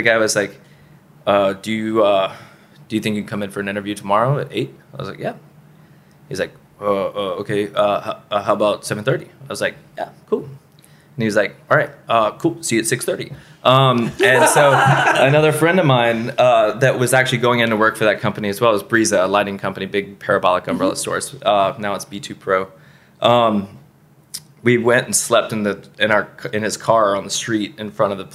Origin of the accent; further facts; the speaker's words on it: Columbus, Georgia, United States; moved away as an adult; also born or lived in East Bay, California; I grew up in Columbus, Georgia